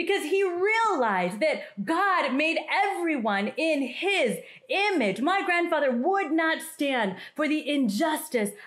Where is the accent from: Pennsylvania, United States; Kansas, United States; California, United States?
Kansas, United States; also born or lived in India; I was adopted from India when I was 3 years old, and I grew up in a white family, in a white community in the middle of Kansas